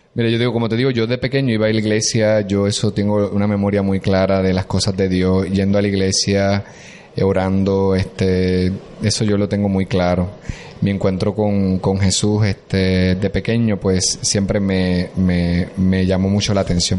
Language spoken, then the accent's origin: Spanish; Corozal, Puerto Rico; Yo soy de Corozal y Corozal pertenece a la diócesis de Arecibo